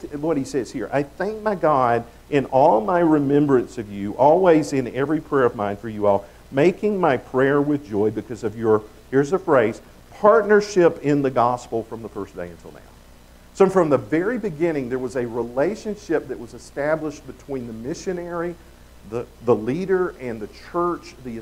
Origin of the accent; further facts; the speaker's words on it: the South, United States; accent: Southern; I come from the South. I know you wouldn't have known that by my accent.